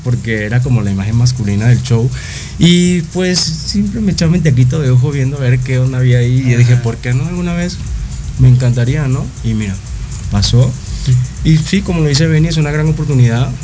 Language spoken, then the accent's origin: Spanish; Caracas, Capital District, Venezuela; moved away as an adult; now in Mexico; soy de Caracas, Venezuela, y acabo de cumplir cinco años acá en México.